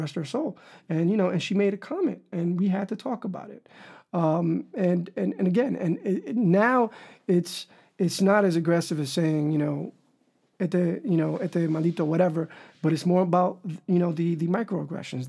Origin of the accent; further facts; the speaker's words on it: New York City, New York, United States; I was raised in Harlem, and I grew up around a lot of African Americans